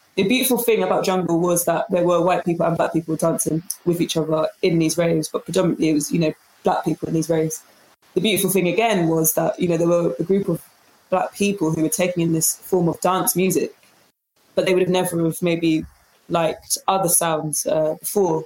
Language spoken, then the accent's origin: English; London, United Kingdom; it's really a blessing to have been born here